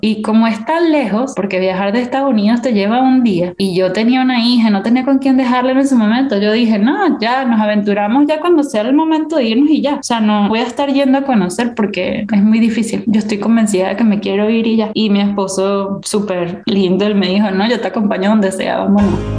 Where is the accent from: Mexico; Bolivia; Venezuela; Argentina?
Venezuela; Caracas, Capital District; moved away as an adult; also born or lived in Singapore / United States; yo soy venezolana